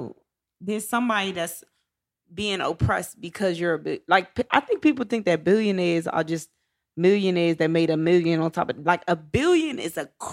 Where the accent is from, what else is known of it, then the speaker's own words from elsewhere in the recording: Charlotte, North Carolina, United States; I'm from Charlotte